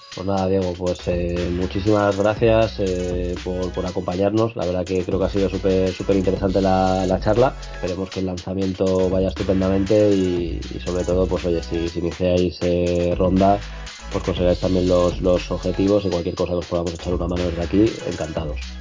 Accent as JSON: {"language": "Spanish", "country": "Spain"}